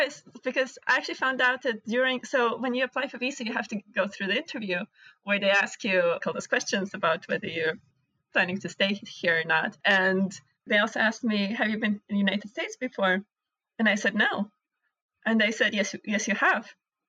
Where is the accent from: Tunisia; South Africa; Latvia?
Latvia; born there; English is a second language; since I was born in Latvia, I'm a citizen of a European Union, so I can study anywhere in Europe.